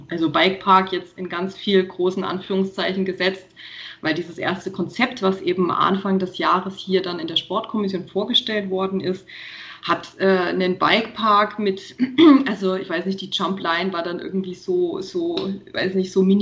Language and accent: German; Nuremberg, Bavaria, Germany; ich komme halt aus Nürnberg und ich bin halt hier auch immer gefahren und fahre halt auch hier primär.